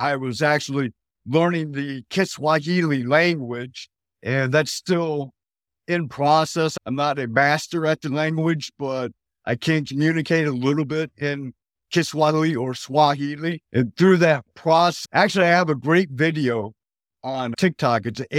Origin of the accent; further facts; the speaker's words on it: Detroit, Michigan, United States; Yes, praise God. I'm from Detroit, Michigan. I'm currently a truck driver.